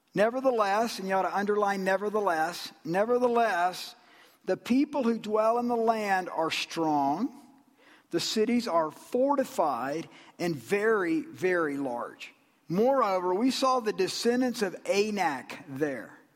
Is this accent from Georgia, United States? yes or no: yes; Georgia, United States; I'm from Georgia.